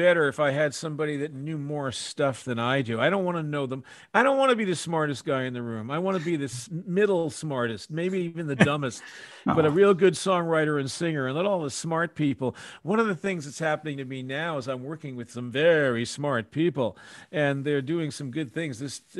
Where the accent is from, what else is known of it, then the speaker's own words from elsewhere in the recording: Scotland, United Kingdom; I'm Scottish, you see.